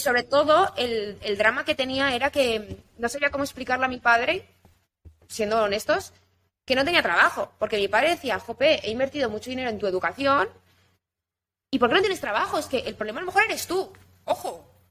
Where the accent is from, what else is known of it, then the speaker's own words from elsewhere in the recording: Ibiza, Balearic Islands, Spain; Yo soy de Ibiza